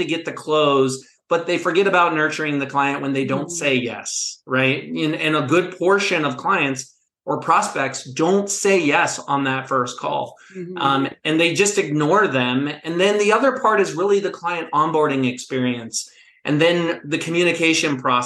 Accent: Pittsburgh, Pennsylvania, United States; now in Asheville, United States; I'm not originally from the South. I grew up in the Steel City of Pittsburgh, Pennsylvania

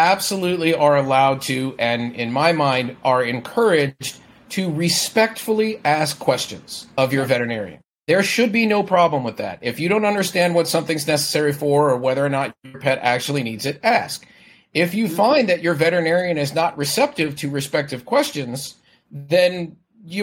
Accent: Florida, United States; now in San Francisco Bay Area, United States; I grew up in Florida

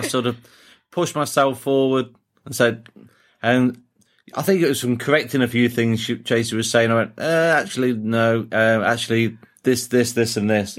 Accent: Burton-on-Trent, West Midlands, United Kingdom; moved away as an adult; now in Australia; My hometown

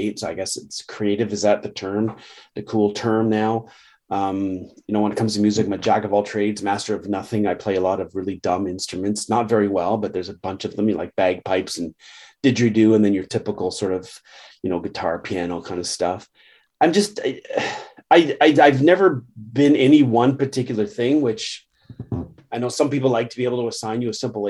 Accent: Canada; I'm a Canadian, but I'm also very proud of my, you know, Scots, Irish, and English heritage.

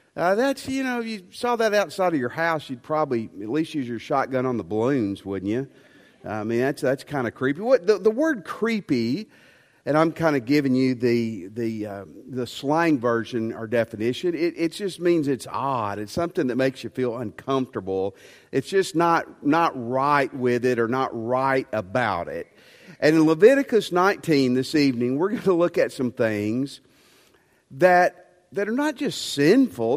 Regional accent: West Tennessee, United States; I grew up in West Tennessee

